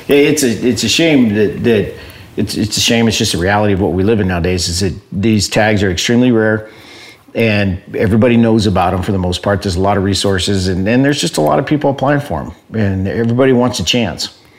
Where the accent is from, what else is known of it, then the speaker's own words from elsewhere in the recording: Southern Arizona, United States; I'm from born and raised in Southern Arizona